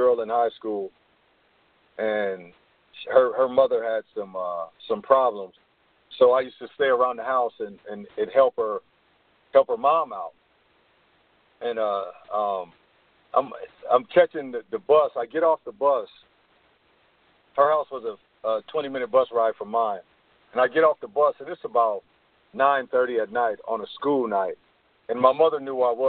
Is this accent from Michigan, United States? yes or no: no; Oakland, California, United States; growing up in Oakland, we, at the time that I grew up, at the time that I came along in the 80s